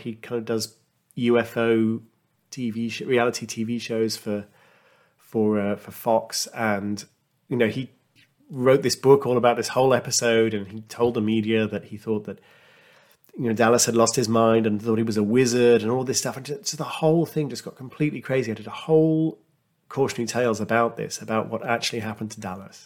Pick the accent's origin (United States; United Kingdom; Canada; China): United Kingdom; as a Brit